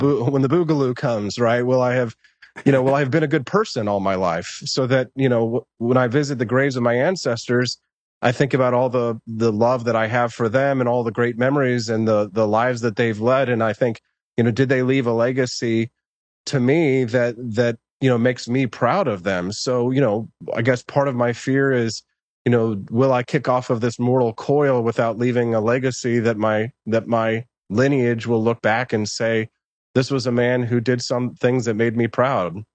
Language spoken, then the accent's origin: English; United States; we as Americans, we identify as, "I'm, I'm an American,"